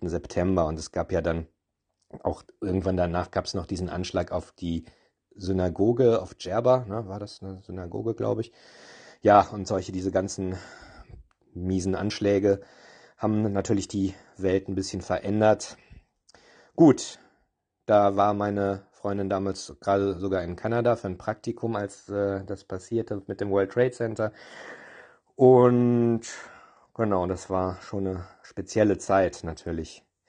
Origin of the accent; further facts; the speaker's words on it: Olpe, North Rhine-Westphalia, Germany; moved away; ich bin tatsächlich in Olpe geboren, in einem kleinen Dorf, zehn Kilometer von Olpe